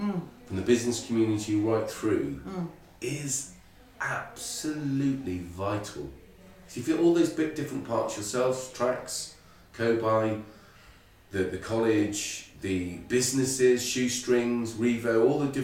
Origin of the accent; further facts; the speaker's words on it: Ireland; I'm Irish